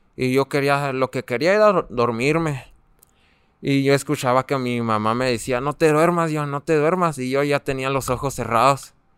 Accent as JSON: {"language": "Spanish", "town": "Namiquipa", "region": "Chihuahua", "country": "Mexico", "said": "Yo tengo 19 años y vengo desde Namiquipa."}